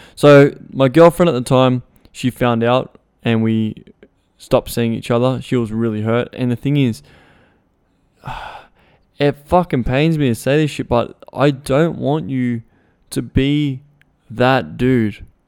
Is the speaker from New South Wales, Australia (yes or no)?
no; Melbourne, Victoria, Australia; I was from Melbourne, I was, I went all the way to Melton.